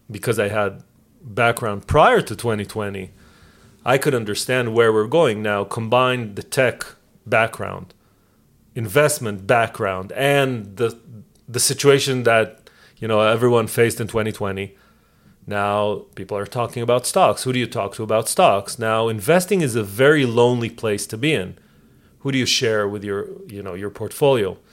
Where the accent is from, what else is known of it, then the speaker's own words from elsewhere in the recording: Israel; moved away; I know Hebrew because I grew up in Israel. I know English because I live here